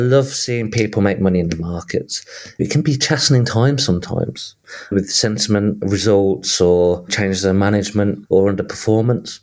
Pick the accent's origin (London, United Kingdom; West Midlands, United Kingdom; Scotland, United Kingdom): West Midlands, United Kingdom; Birmingham; accent: Midlands; I was born and raised and grew up in south of Birmingham